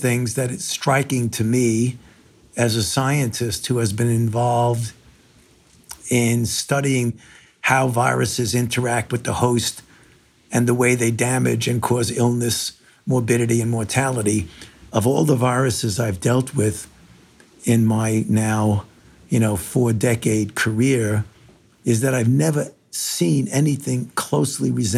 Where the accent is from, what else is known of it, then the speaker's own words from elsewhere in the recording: New York City, New York, United States; moved away; I was born in New York, in Brooklyn, and I was, throughout my entire youth, I was a New York Yankees fan, even though I was living in Brooklyn